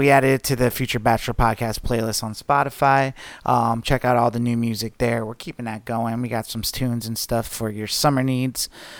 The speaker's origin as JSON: {"language": "English", "town": "Lake George", "region": "New York", "country": "United States", "tie": "born or raised there", "moved": "yes", "said": "Well, I'll be flying out to Lake George, my hometown, in upstate New York for a week."}